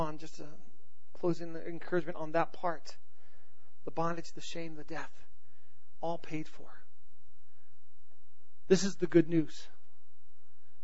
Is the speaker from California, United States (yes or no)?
yes; Southern California, United States; also born or lived in North Carolina; I grew up in Southern California